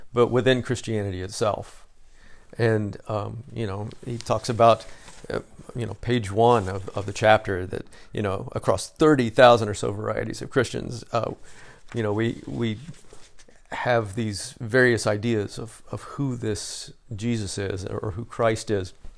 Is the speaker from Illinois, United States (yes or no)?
yes; Southern Illinois, United States; I'm from Southern Illinois, so we were closer to Saint Louis than Chicago